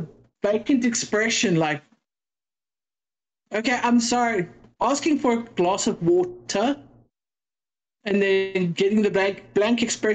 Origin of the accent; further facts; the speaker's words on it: South Africa; now in United States; I'm a South African. I am South African. I don't talk like an American.